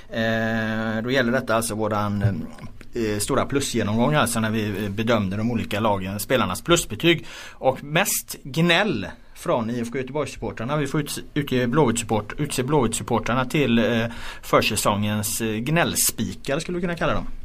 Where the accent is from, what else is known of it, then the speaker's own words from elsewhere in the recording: Estonia; now in Gothenburg, Sweden; jag är ju från Estland liksom.